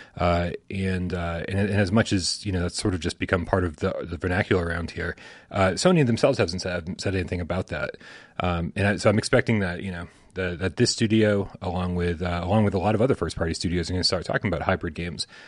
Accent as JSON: {"language": "English", "region": "New England", "country": "United States", "said": "I'm from New England."}